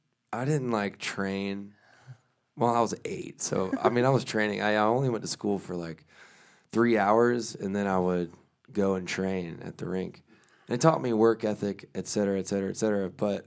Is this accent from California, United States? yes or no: no; South Carolina, United States; born there; moved away as an adult; also born or lived in Belgium; Moved around a lot. I was born on the coast of South Carolina. And then we moved like 100 times.